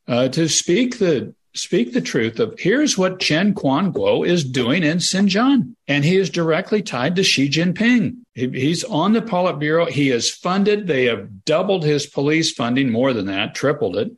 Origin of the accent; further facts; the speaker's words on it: Kansas, United States; I'm from Kansas.